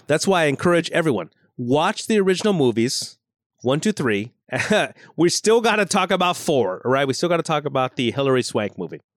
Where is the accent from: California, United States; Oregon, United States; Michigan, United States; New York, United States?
California, United States; Los Angeles; so I grew up in the San Fernando Valley